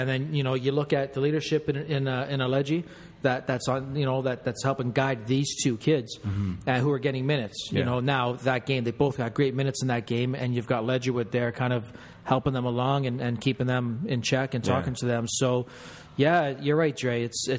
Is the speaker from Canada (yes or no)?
yes; Canada; I guess I am going to be Canadian and politically correct.